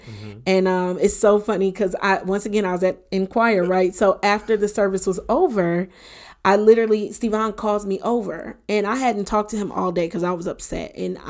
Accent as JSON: {"language": "English", "town": "Detroit", "region": "Michigan", "country": "United States", "tie": "born or raised there", "said": "he would come with me sometimes to my hometown, to Detroit. And my dad was a pastor at the time."}